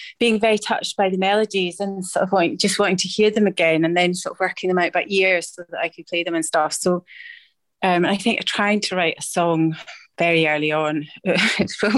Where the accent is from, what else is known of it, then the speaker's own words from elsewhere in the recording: Edinburgh, Scotland, United Kingdom; I was born in Edinburgh